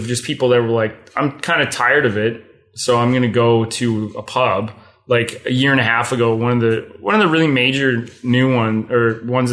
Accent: Toronto, Ontario, Canada; moved away as an adult; also born or lived in Kingston; now in Ottawa, Canada; I'm from Toronto originally. I was born in North York. I lived there until I was about 18 when I went to school in Kingston

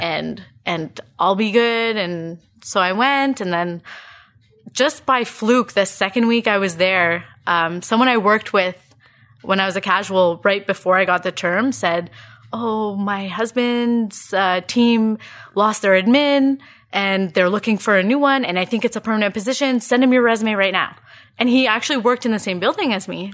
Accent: Ottawa, Ontario, Canada; born and raised in Ottawa.

